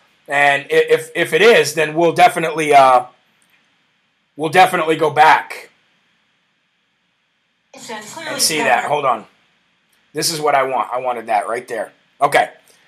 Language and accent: English; Iowa, United States; I'm from Jasper County in Iowa. We voted red.